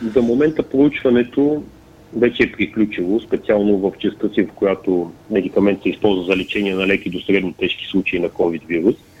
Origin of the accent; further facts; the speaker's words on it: Pleven, Pleven Province, Bulgaria; защото съм от Плевен